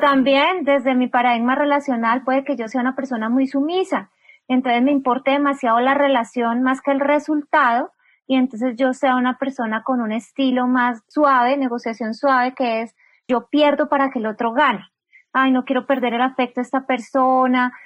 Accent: Bogotá, Colombia; yo soy una mujer colombiana, nací en la capital de Colombia, en Bogotá

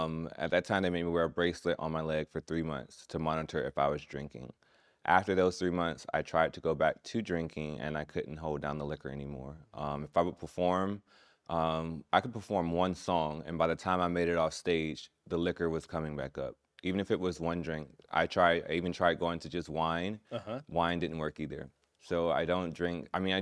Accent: Orlando, Florida, United States; also born or lived in Gainesville; I was born in Gainesville. Okay. I was raised in Orlando, Florida, though.

